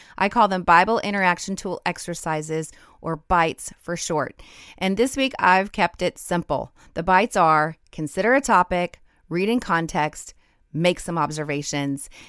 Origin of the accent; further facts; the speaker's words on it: Rocky Mountains, United States; moved away; I grew up in the Rocky Mountains